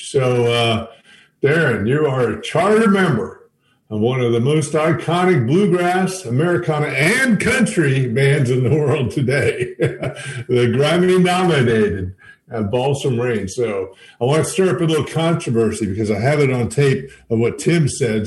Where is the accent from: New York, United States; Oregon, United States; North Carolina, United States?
North Carolina, United States; Haywood County; I grew up in Haywood County